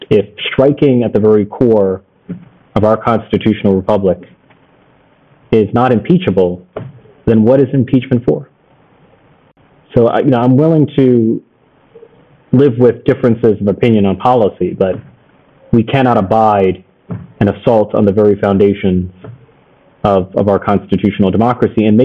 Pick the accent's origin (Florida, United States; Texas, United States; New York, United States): New York, United States; New York City; I had a full sense of invincibility as a New Yorker